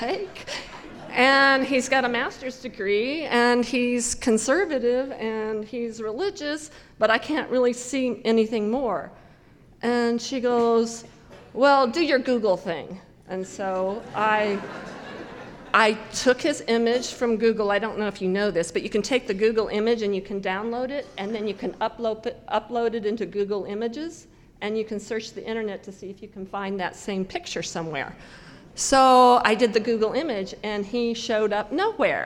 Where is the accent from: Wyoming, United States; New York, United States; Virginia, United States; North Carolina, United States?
Wyoming, United States; Cheyenne; I grew up in Cheyenne